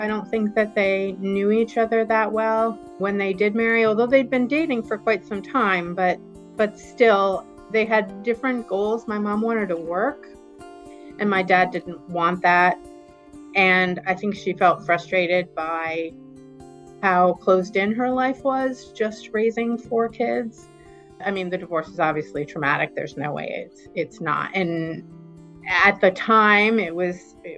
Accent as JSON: {"language": "English", "town": "Riverside", "region": "Rhode Island", "country": "United States", "tie": "born or raised there", "said": "I was born in Riverside, Rhode Island in 1970. It was a very residential area, very heavily suburban."}